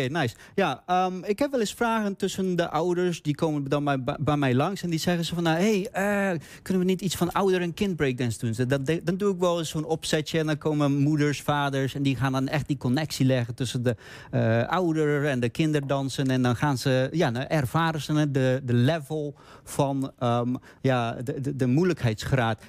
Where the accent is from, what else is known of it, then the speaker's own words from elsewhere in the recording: Bogotá, Bogotá Capital District, Colombia; now in Netherlands; ik ben geboren in Colombia, eh, de hoofdstad Bogota